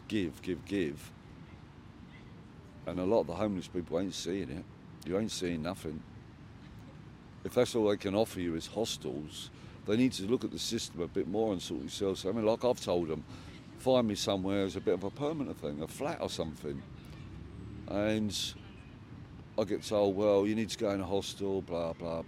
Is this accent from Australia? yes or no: no; England, United Kingdom; I live in this country. I'm English